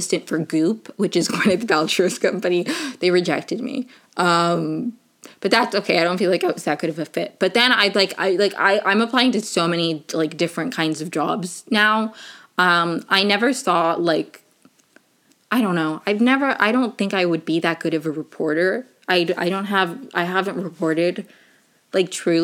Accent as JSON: {"language": "English", "country": "Venezuela", "moved": "yes", "said": "I am in fact from Venezuela"}